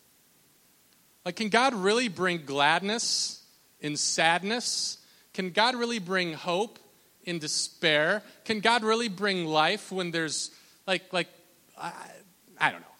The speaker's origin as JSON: {"language": "English", "region": "Minnesota", "country": "United States", "said": "I'm from Minnesota"}